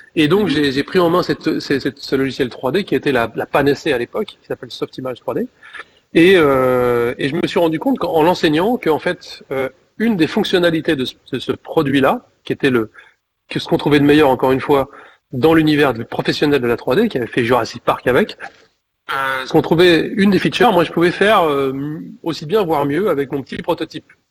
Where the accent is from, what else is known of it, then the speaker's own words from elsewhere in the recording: Clermont-Ferrand, Auvergne-Rhône-Alpes, France; je suis originaire de Clermont